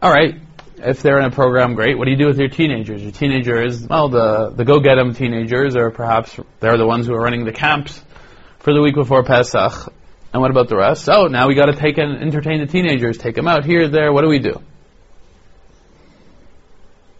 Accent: Toronto, Ontario, Canada; now in Israel; when I was growing up in Toronto

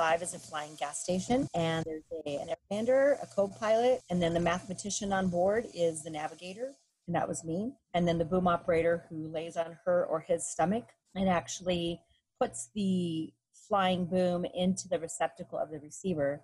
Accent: Texas, United States; I am the daughter of Mexican immigrants, so that we had no history of serving since my parents pretty much just arrived from Mexico and I was born in Texas

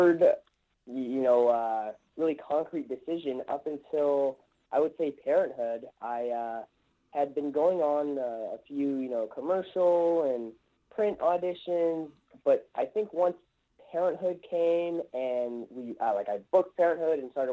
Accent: Los Angeles, California, United States; I'm born and raised in Los Angeles.

